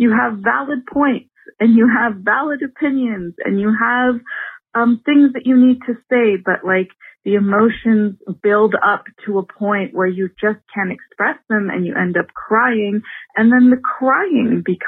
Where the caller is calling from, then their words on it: Toronto, Ontario, Canada; I am calling you from Toronto, Canada.